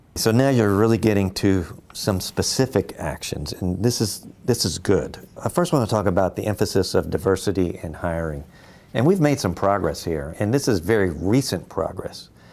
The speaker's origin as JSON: {"language": "English", "town": "Louisville", "region": "Kentucky", "country": "United States", "said": "I'm from Louisville, Kentucky."}